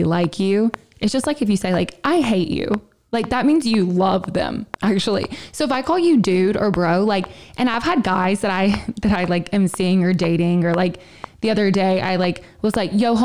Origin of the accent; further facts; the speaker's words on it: the South, United States; I was born in the South